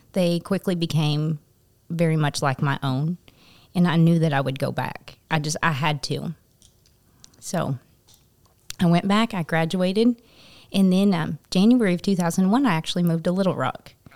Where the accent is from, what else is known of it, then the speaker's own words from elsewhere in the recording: Topeka, Kansas, United States; moved away as an adult; now in Paragould, United States; so I am originally from Kansas, from Topeka, Kansas, and, um, I grew up